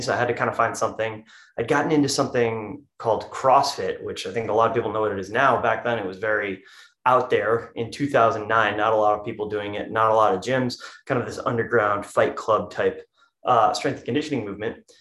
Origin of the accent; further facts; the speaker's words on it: East Grand Rapids, Michigan, United States; also born or lived in Lansing, Michigan; I was born in Lansing, Michigan. I'm currently in a house in East Lansing, Michigan, not too far from there. Um, I went to high school in East, East Grand Rapids, Michigan